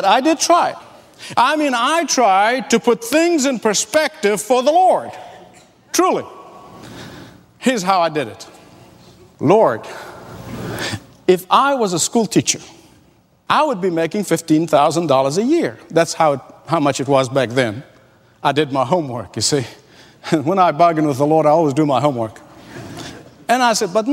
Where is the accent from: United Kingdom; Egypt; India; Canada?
Egypt; moved away; also born or lived in Australia / California; growing up in the Middle East